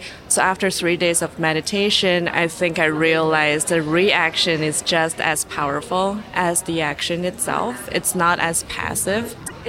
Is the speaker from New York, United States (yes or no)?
yes; New York City, New York, United States; I'm from Brooklyn.